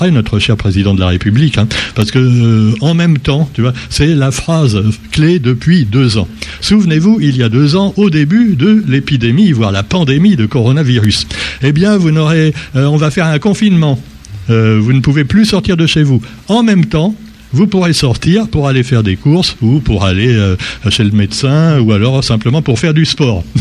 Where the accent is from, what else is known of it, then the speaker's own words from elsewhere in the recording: Réunion; Chez nous, à La Réunion, nous avons environ 70% de vaccinés, trois doses.